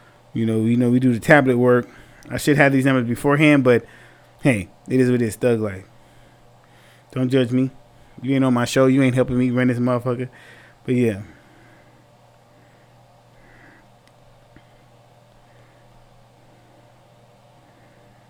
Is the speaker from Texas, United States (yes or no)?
yes; San Antonio, Texas, United States; when I was younger, right, growing up in San Antonio, Texas